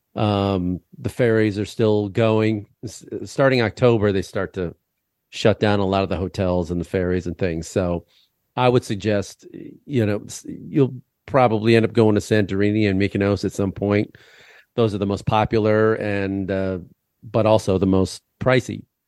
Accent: Illinois, United States; I'm from Illinois.

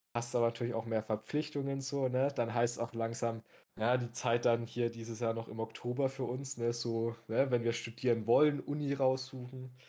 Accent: Coburg, Bavaria, Germany; in meiner, in meiner Heimatstadt, im guten äh, Coburg

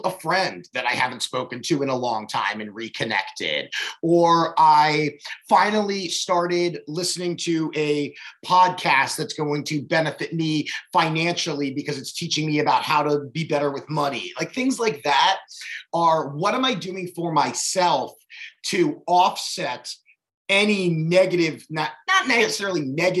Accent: Baltimore, Maryland, United States; I grew up in Baltimore.

